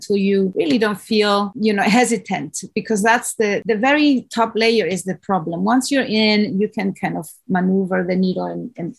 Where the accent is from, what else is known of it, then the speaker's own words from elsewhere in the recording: Spain; moved away as an adult; now in Hawaii, United States; I'm from Spain